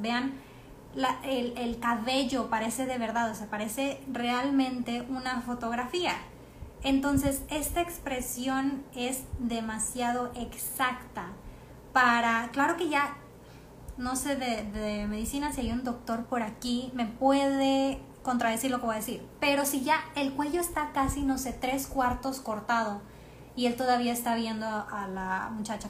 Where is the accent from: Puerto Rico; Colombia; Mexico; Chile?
Mexico